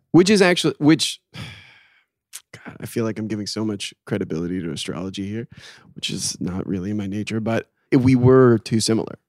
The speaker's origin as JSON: {"language": "English", "town": "South Portland", "region": "Maine", "country": "United States", "said": "I am from South Portland, Maine"}